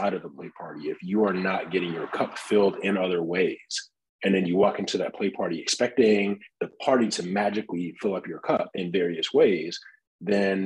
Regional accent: Detroit, Michigan, United States; I grew up in Detroit

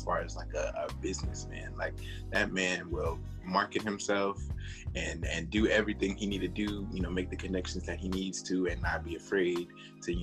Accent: Charlotte, North Carolina, United States; I'm from Charlotte, North Carolina. I'm 26

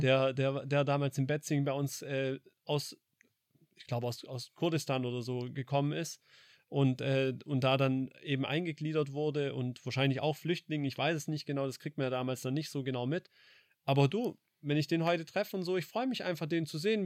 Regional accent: Heppstraße, Baden-Württemberg, Germany; groß geworden in der Heppstraße

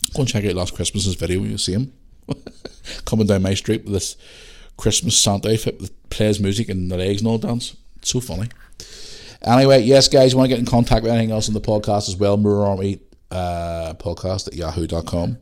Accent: Belfast, Northern Ireland, United Kingdom; also born or lived in Bangor; When I grew up in Belfast

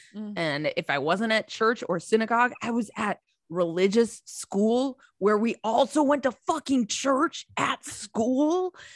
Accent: Minnesota, United States; I grew up in Minnesota, there weren't a ton of Catholics

